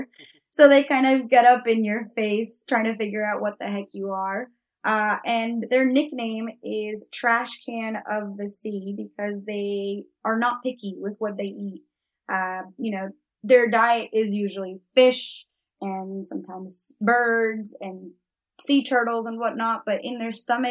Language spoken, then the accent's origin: English; Florida, United States; also born or lived in Mexico; I grew up partly in Florida and we've got gators there